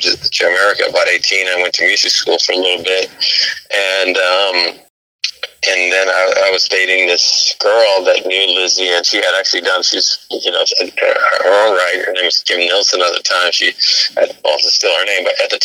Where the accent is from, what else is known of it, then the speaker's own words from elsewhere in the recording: Sweden; moved away; I grew up in Sweden